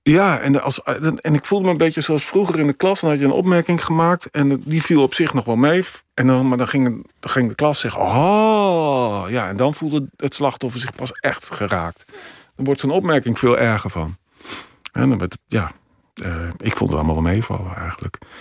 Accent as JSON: {"language": "Dutch", "town": "Emmen", "region": "Drenthe", "country": "Netherlands", "tie": "born or raised there", "moved": "yes", "said": "in mijn eigen straat in Emmen, waar ik ben opgegroeid"}